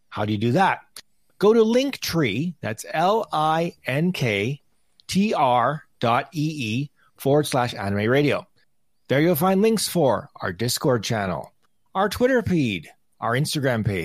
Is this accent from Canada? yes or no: yes; Canada; as a Canadian hockey fan, I'm all for that.